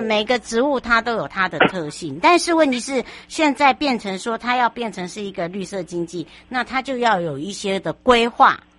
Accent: United States; now in Taiwan; 像我从小是在美国长大

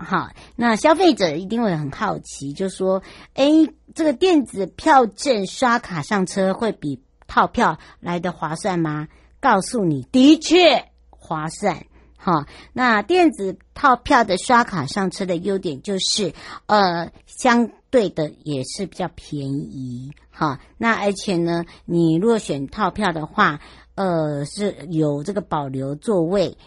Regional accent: Hualien-Taitung, Taiwan; 回到我的故乡花东

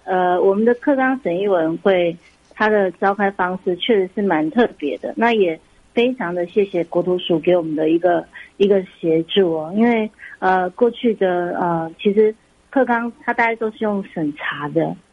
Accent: Taiwan; 我们都是台湾长大的一个，呃孩子，孩嗯子

